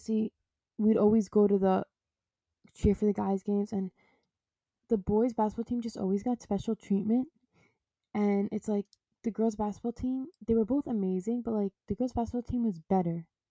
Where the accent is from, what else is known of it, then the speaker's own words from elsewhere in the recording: New York City, New York, United States; I went to Christ-Sacking High School in Queens.